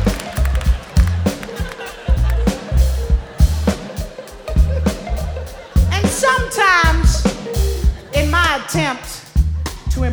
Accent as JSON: {"language": "English", "region": "Louisiana", "country": "United States", "said": "I'm from Louisiana."}